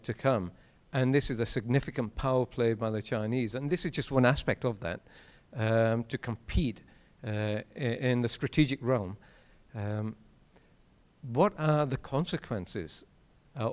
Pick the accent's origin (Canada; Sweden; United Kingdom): United Kingdom; I'm a Brit